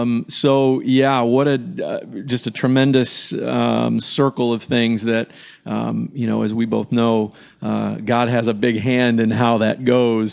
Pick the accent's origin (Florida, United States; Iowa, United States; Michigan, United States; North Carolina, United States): Michigan, United States; growing up in Michigan